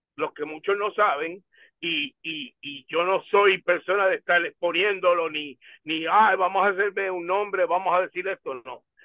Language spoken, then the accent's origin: Spanish; Humacao, Puerto Rico; en mi pueblo